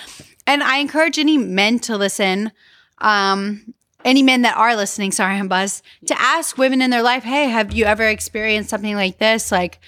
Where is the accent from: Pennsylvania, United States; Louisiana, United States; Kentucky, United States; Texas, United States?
Louisiana, United States; We're from Louisiana, okay?